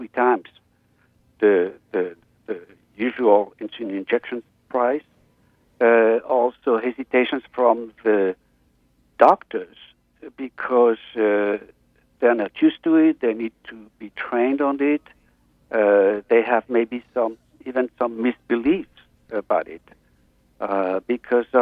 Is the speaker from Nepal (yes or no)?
no; France; moved away as an adult; now in Los Angeles, United States; I'm now located in Los Angeles for the last 10 years, but I'm originally from France